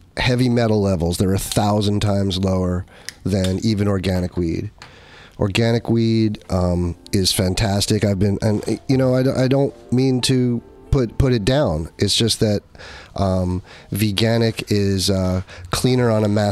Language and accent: English; Yorktown Heights, New York, United States; moved away as an adult; also born or lived in New Jersey; now in California, United States; I'm a New Yorker. I'm an upstate. I'm a little upstate